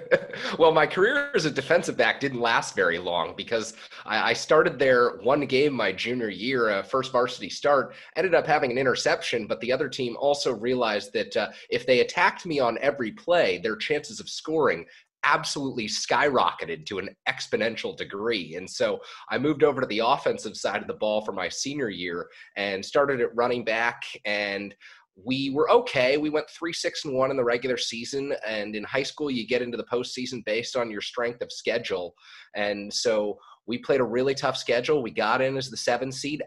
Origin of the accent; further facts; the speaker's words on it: San Francisco, California, United States; I was born and bred in San Francisco.